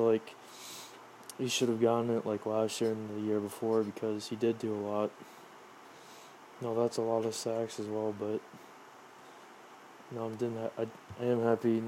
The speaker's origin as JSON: {"language": "English", "region": "Ohio", "country": "United States", "said": "I'm from Ohio"}